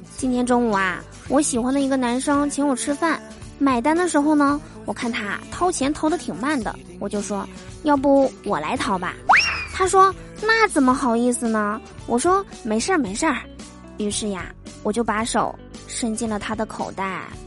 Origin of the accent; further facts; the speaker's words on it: Northeast China, China; 我是东北人嘛，是吧？在我们东北呀